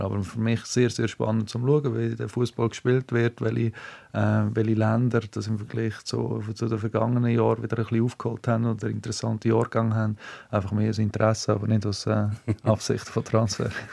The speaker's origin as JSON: {"language": "German", "country": "Switzerland", "said": "als Schweizer"}